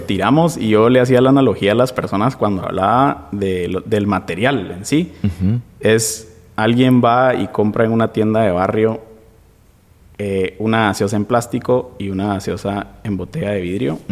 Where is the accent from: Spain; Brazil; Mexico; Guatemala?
Guatemala; also born or lived in Norway; nos rigen como guatemaltecos